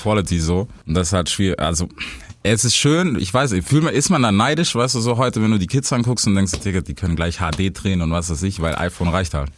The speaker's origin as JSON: {"language": "German", "town": "Stuttgart", "region": "Baden-Württemberg", "country": "Germany", "said": "als Stuttgarter"}